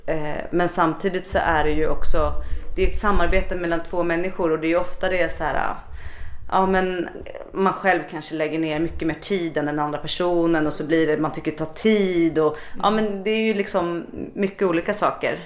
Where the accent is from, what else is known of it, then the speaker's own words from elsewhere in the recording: Stockholm, Stockholm County, Sweden; moved away; also born or lived in Gothenburg; Jag kommer ju från Stockholm men jag bodde här i Göteborg